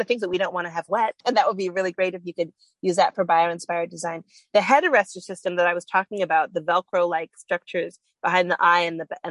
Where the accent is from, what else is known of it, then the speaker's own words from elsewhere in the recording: Canada; I'm from Canada